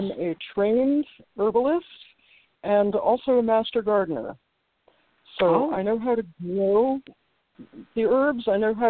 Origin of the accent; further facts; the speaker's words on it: New Jersey, United States; Suburban New Jersey.